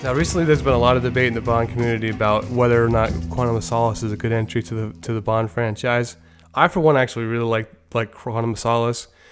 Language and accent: English; New York, United States; in my hometown of New York